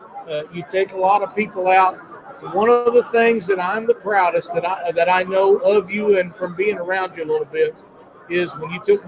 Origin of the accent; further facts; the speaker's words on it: Missouri, United States; my home state of Missouri